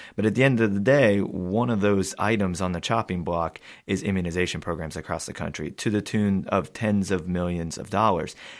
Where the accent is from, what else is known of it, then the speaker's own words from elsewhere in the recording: United States; as an American myself